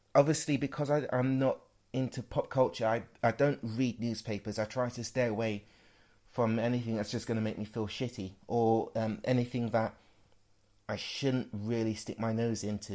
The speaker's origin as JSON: {"language": "English", "town": "Worksop", "region": "East Midlands", "country": "United Kingdom", "tie": "born or raised there", "said": "growing up in Worksop as well, which is where I spent a majority of my life"}